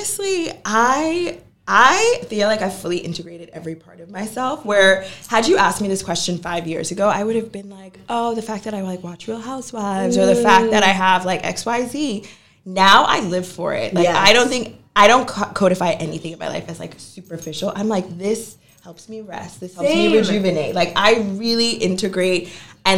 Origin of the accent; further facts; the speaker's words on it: Massachusetts, United States; moved away as an adult; now in Brooklyn, New York, United States; coming from Massachusetts